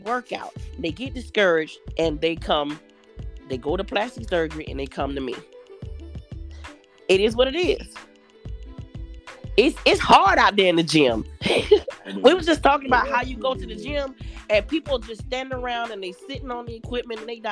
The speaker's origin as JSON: {"language": "English", "town": "Atlanta", "region": "Georgia", "country": "United States", "moved": "yes", "lives_now": "Jacksonville, United States", "said": "I'm from Atlanta, but I do reside in Jacksonville"}